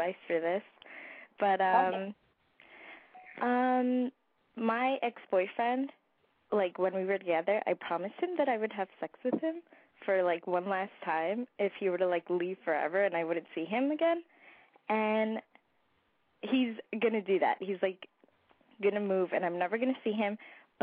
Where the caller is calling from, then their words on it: New York, United States; I'm calling from New York.